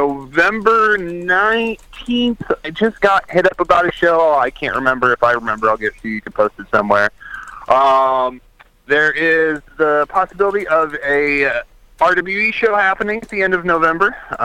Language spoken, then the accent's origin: English; Lincoln, Nebraska, United States; moved away; I will be in Lincoln, Nebraska, my hometown. First time ever being in my legit hometown.